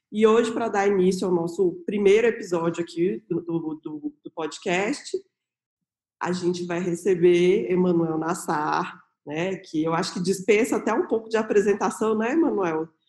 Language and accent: Portuguese; Brasília, Federal District, Brazil; moved away as an adult; also born or lived in São Paulo; eu voltei para Brasília, que eu sou daqui de Brasília